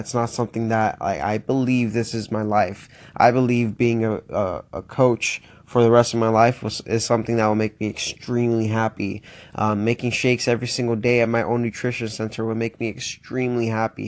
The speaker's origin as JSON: {"language": "English", "region": "Florida", "country": "United States", "tie": "born or raised there", "also_born_or_lived": "Miami", "moved": "as an adult", "lives_now": "Pittsburgh, United States", "said": "born and raised in Florida, twenty-one years."}